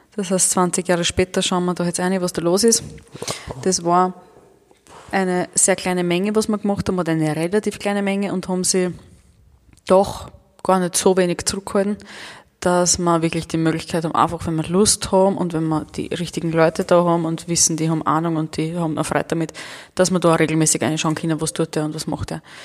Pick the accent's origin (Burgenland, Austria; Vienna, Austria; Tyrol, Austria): Burgenland, Austria; Mittelburgenland, Austria; bei uns